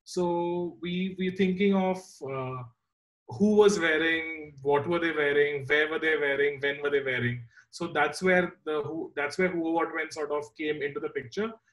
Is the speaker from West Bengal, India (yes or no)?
no; Mumbai, Maharashtra, India; moved away as an adult; also born or lived in Pune / Milan; I grew up in Bombay with absolutely no connection to fashion whatsoever